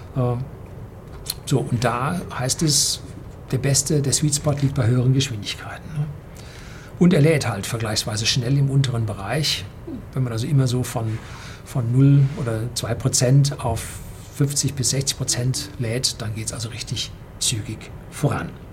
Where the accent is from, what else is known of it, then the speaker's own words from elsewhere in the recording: Bavaria, Germany; als Bayer